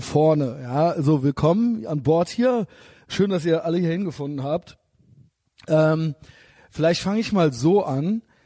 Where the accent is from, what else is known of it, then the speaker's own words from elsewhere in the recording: Cologne, North Rhine-Westphalia, Germany; ich bin ja aus Köln